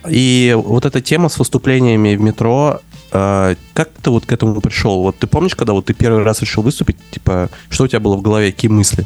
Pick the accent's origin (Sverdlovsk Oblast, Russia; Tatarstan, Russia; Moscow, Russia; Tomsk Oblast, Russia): Moscow, Russia; moved away as an adult; now in Barcelona, Spain; я вырос в этом районе